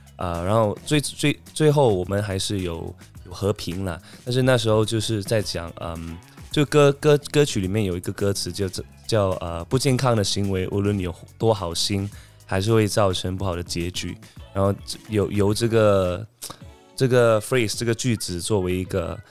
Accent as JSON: {"language": "Chinese", "country": "Singapore", "said": "我是来自新加坡的"}